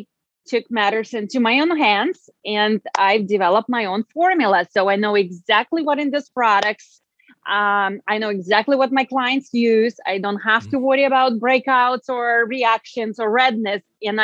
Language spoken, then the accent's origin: English; Russia; English is a second language; now in United States; I came from Russia, and in Europe, we do take care of our skin, and we take that much more seriously than I find here in the United States.